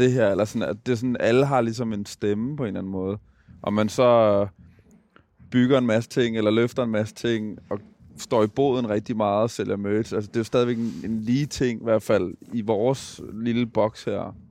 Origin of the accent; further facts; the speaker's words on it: Gladsaxe, Capital Region of Denmark, Denmark; jeg er fra København. Jeg er født og opvokset ude i Gladsaxe